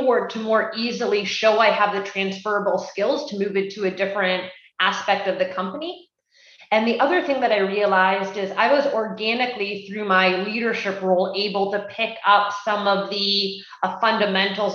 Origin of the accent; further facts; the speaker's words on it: Canada; I'm Canadian and I did my schooling at the University of Guelph